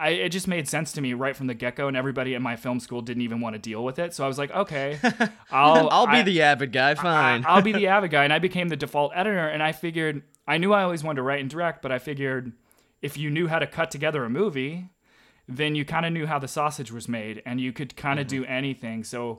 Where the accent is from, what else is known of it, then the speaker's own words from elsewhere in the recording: Arkansas, United States; place in Arkansas, because that's where I grew up. I knew that world really well.